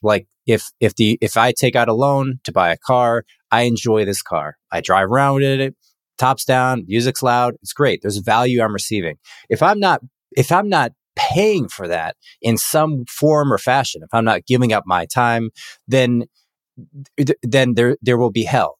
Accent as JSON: {"language": "English", "country": "United States"}